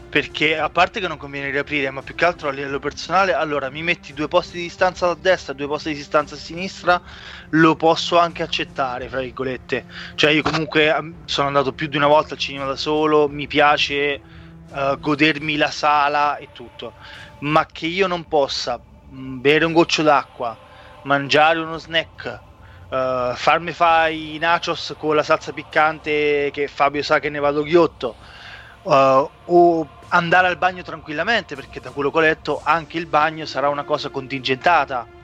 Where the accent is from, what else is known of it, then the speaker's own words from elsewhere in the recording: Italy; quando eravamo piccoli che a Foriano comunque non c'era il Movieland